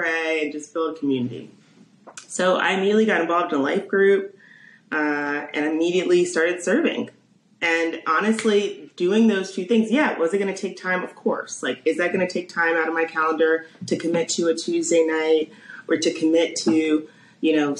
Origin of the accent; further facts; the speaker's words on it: Columbia, Maryland, United States; moved away as an adult; also born or lived in Washington, D.C. / St. Louis; now in Chicago, United States; I'm from Maryland. So born there, raised there, was there my whole life